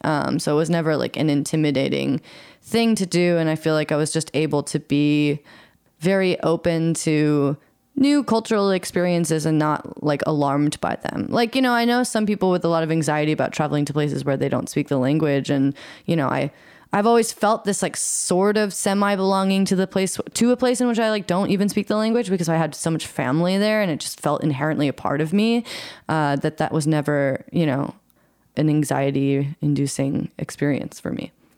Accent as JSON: {"language": "English", "town": "Eugene", "region": "Oregon", "country": "United States", "tie": "born or raised there", "said": "I grew up in Eugene, Oregon, which is a sort of smaller town in the Pacific Northwest"}